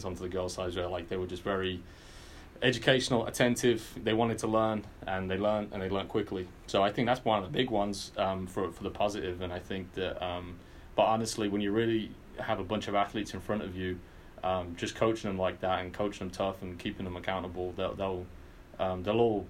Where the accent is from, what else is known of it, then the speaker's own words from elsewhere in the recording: England, United Kingdom; moved away; as a kid growing up in England